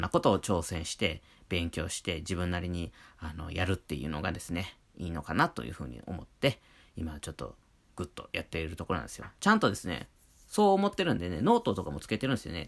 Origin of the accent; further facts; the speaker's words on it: Wakayama, Japan; now in Hokkaido, Japan; 和歌山県出身